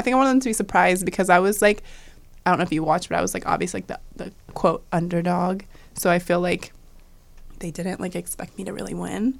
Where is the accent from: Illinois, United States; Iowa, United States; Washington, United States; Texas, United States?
Washington, United States; moved away; growing up in Washington